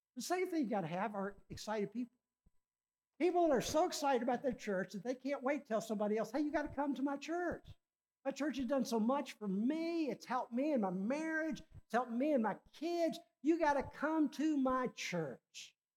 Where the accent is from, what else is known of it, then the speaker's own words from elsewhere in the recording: Richmond, Virginia, United States; my hometown, Richmond, Virginia